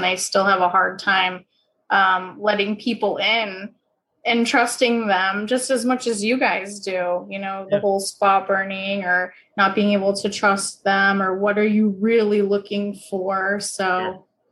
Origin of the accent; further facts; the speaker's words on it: New Hampshire, United States; moved away as an adult; now in Boston, United States; I grew up in New Hampshire, went to school, college in New Hampshire, and I'm just a New England kid through and through.